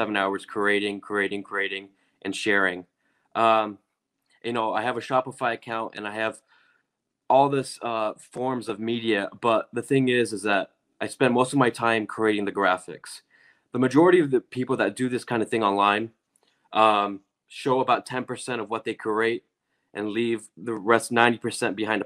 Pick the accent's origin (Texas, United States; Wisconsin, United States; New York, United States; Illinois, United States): Wisconsin, United States; I'm 23 and I'm from Wisconsin.